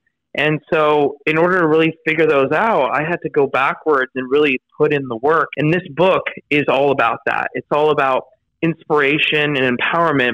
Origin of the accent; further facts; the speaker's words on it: Los Angeles, California, United States; grew up in an area in Los Angeles